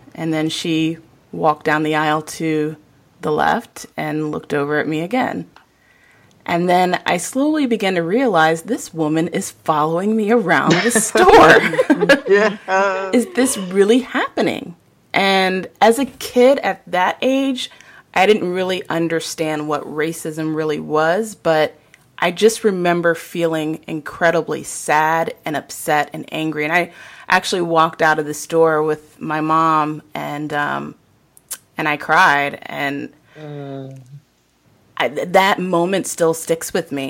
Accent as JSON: {"language": "English", "town": "Virginia Beach", "region": "Virginia", "country": "United States", "tie": "born or raised there", "also_born_or_lived": "Portsmouth, Virginia", "said": "I'm born and raised in Virginia, born in Portsmouth, raised in Virginia Beach"}